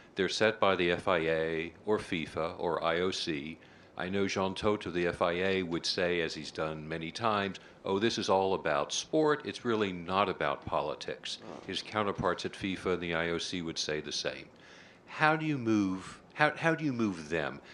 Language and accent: English; Boston, Massachusetts, United States; I'm from Boston